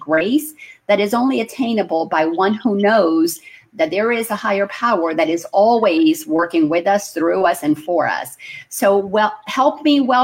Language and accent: English; Dominican Republic; we grew up in the Dominican Republic, where Christopher Columbus built the first cathedral of the Americas.